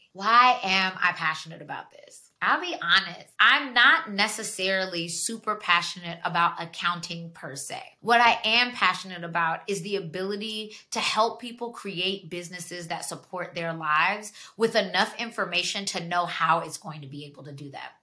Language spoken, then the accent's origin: English; Georgia, United States; moved away as an adult; now in Washington, D.C., United States; I'm from Georgia. I lived down there for 17 years before I made the leap to move to DC